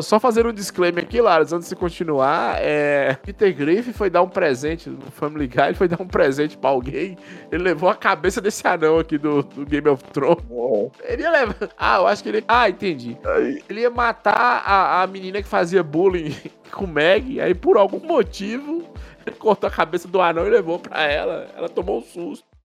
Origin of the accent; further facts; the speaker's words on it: northern Minas Gerais, Brazil; eu sou do norte de Minas, estado da Bahia